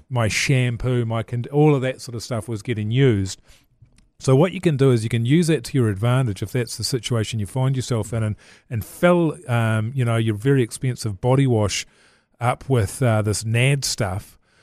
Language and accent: English; Levin, Manawatū-Whanganui, New Zealand; I grew up in Levin